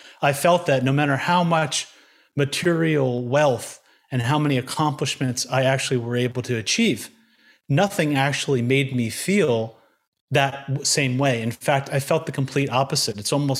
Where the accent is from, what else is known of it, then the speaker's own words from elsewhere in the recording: New York, United States; born there; I was born in Long Island, New York, very kind of mainstream upbringing.